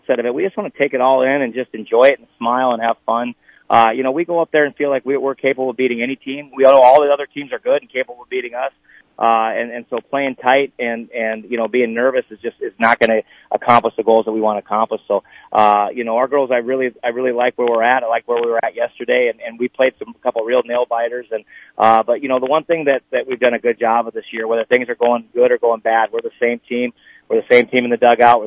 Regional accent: Lester Prairie, Minnesota, United States; moved away as an adult; now in Edgerton, United States; I was from Lester Prairie, Minnesota. So I didn't know Troy or know about him until I moved to Edgerton

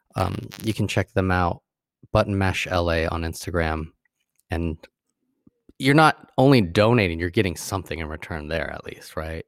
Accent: Sacramento, California, United States; I'm more hood because I'm from Sacramento

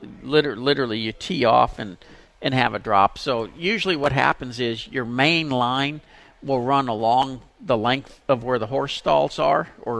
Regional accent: Pasadena, United States; I grew up in Pasadena.

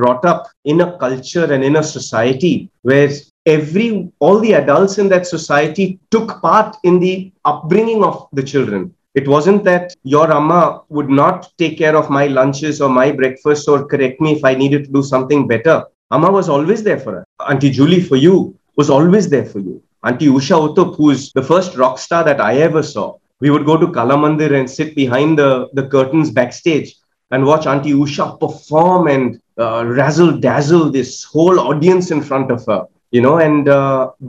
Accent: Kolkata, West Bengal, India; growing up in Calcutta

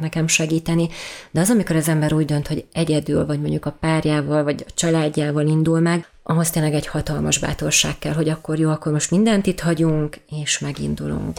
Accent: Hungary; én ide születtem

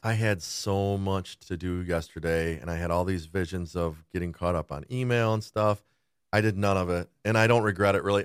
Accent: West Bloomfield, Michigan, United States; also born or lived in Rochester Hills; I grew up in West Bloomfield.

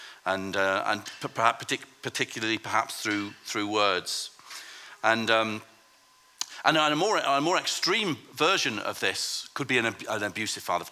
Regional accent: Lancaster, North West England, United Kingdom; I grew up in Lancaster in the north of England

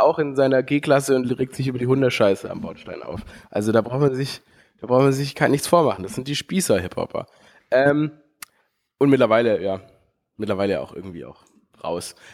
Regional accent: Stuttgart, Baden-Württemberg, Germany; Ich, ich bin geboren in Stuttgart

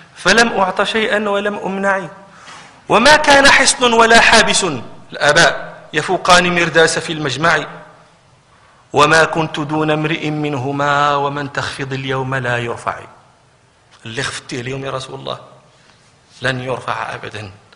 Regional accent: Morocco; عندنا في المغرب

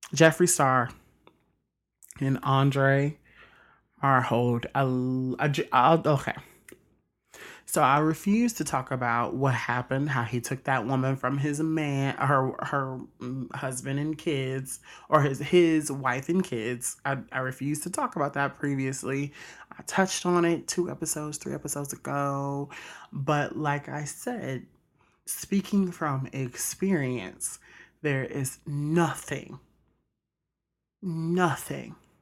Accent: Mississippi, United States; I'm from Mississippi

